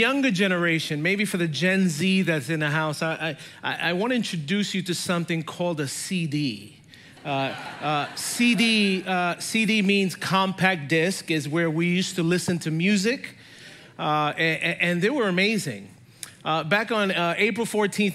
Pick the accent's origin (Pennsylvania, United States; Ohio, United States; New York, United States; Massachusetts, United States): New York, United States; New York City; I grew up in New York City